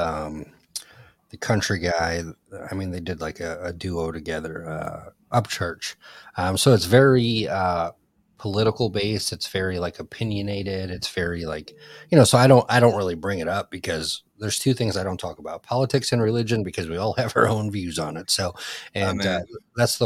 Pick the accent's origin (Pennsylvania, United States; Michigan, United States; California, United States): Michigan, United States; I grew up in, you know, Michigan